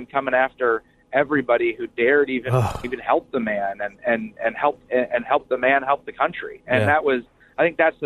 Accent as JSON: {"language": "English", "region": "Iowa", "country": "United States", "said": "I'm from Iowa."}